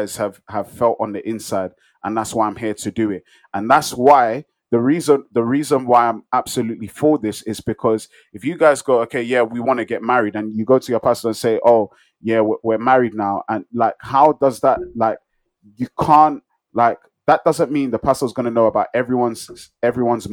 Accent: Nigeria; I'm a Nigerian

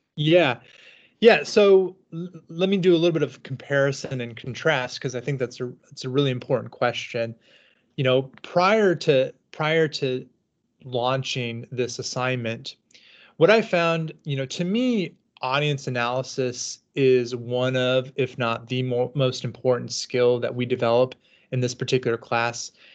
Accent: Southern California, United States; moved away as an adult; also born or lived in Washington; now in Kansas City, United States; I'm from Southern California

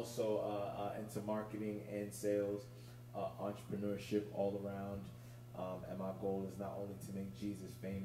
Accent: New York City, New York, United States; born and raised in Brooklyn.

